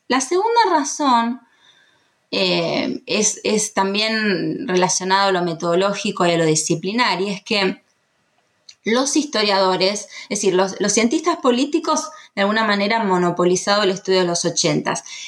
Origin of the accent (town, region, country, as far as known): Argentina